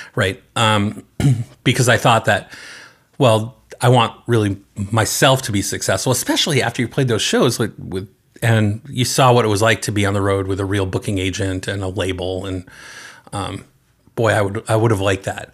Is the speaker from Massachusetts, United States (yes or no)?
yes; North Andover, Massachusetts, United States; I grew up in the eastern part of the state, uh, in North Andover